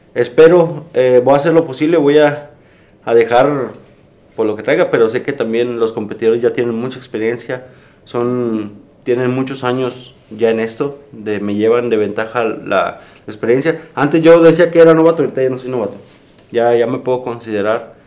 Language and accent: Spanish; Mexico